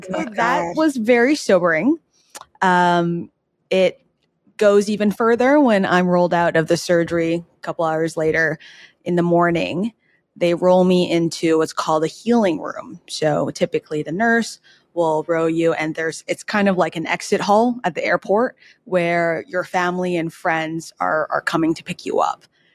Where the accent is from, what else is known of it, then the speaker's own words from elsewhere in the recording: New York, United States; now in Los Angeles, United States; And noted too, in LA, I, as a New Yorker, I didn't know how to drive